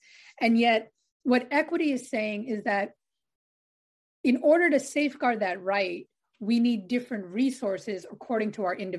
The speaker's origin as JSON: {"language": "English", "town": "New York City", "region": "New York", "country": "United States", "tie": "born or raised there", "said": "I grew up on Staten Island in New York"}